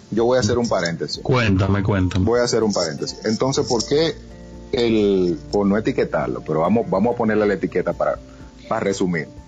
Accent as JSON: {"language": "Spanish", "region": "Santiago", "country": "Dominican Republic", "tie": "born or raised there", "said": "Yo me crié en Catanga los míos."}